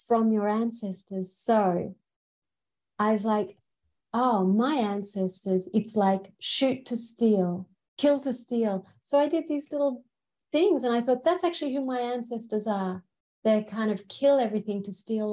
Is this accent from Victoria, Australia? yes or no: no; Brisbane, Queensland, Australia; also born or lived in England; I'm actually the only person in my family who's born in Australia